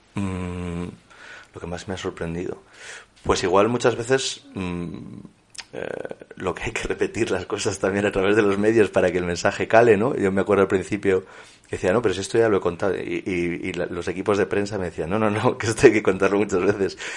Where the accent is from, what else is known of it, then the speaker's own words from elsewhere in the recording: La Rioja, Spain; also born or lived in Torrecilla en Cameros; La Rioja, que es mi, mi tierra y donde he estado vinculado, donde he vivido hasta los 18